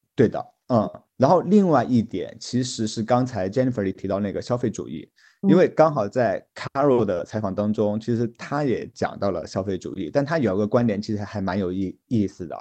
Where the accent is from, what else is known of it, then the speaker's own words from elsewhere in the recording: China; 我们作为中国人